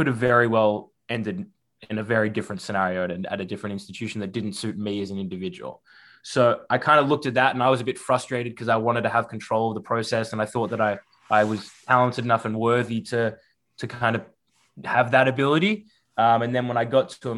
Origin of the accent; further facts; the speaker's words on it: Melbourne, Victoria, Australia; moved away as an adult; now in United States; as you can probably hear from my voice, born and raised in Melbourne, Australia, so not from the stateside originally